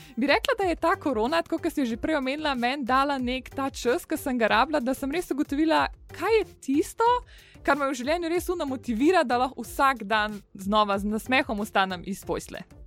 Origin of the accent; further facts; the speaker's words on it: Medvode, Slovenia; sem drugače iz Medvod in sem stara 23 let